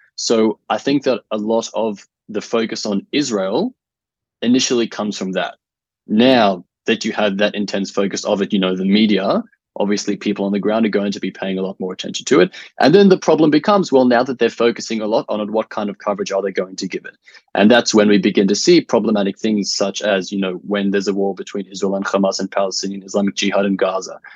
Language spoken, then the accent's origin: English; Australia